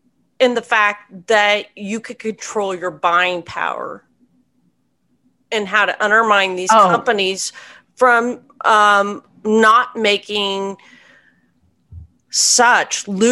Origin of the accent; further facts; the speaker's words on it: United States; we can appreciate that as Americans.